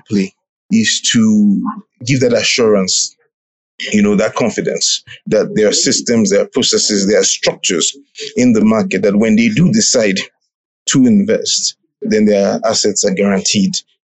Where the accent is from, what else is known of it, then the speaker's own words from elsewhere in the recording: Nigeria; now in Uganda; I'm from Nigeria